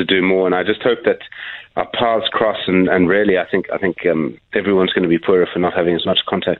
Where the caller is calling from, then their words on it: Johannesburg, Gauteng, South Africa; I'm calling from Johannesburg